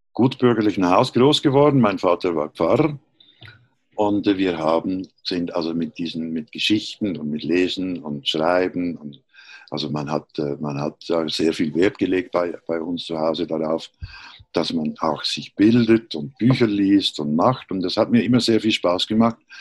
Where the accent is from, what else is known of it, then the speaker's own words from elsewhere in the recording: Switzerland; moved away as an adult; also born or lived in Berlin; ich bin Schweizer, wie man hört